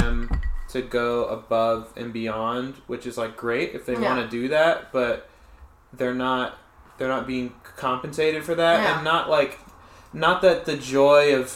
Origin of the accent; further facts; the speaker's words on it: Los Angeles, California, United States; I grew up here.